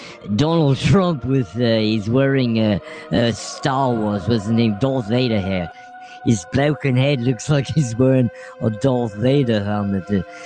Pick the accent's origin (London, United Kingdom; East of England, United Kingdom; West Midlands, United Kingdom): West Midlands, United Kingdom; Birmingham; I am from Birmingham. I don't know if you've heard of Birmingham, England.